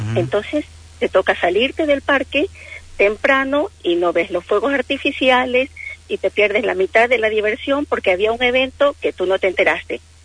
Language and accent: Spanish; Ecuador; moved away as an adult; now in Bahía Blanca, Argentina; Yo soy de Ecuador.